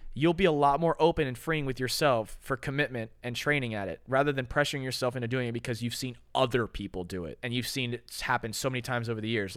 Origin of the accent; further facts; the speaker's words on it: Florida, United States; I'm from America. I'm, I'm a Florida kid